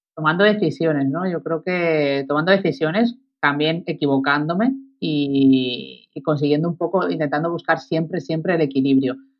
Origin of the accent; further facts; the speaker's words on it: Málaga, Andalusia, Spain; moved away as an adult; also born or lived in Madrid; la decisión última que he tomado de venirme a mi Tierra Santa, a Málaga, a vivir